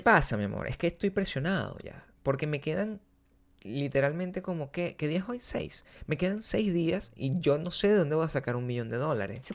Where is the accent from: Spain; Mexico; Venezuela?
Venezuela; Margarita, Nueva Esparta; moved away as an adult; now in Santa Monica, United States; las cosas que pasaban en Margarita, en, mi pueblo.